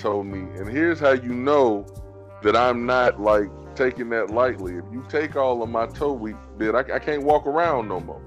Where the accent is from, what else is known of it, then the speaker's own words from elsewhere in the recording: United States; I'm an American